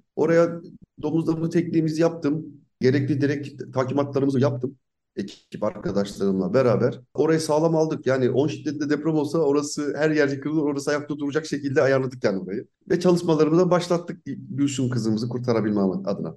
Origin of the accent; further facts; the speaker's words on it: Zonguldak, Turkey; Zonguldaklıyım. Burada doğdum büyüdüm.